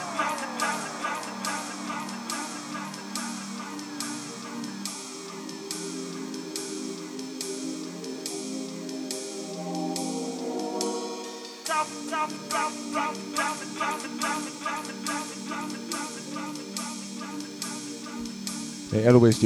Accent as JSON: {"language": "English", "country": "United States", "said": "As an American"}